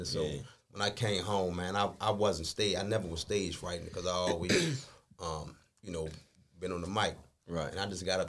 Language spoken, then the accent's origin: English; Baltimore, Maryland, United States; I'm from West Baltimore. I've been to 1,000 places, but mainly from West Baltimore.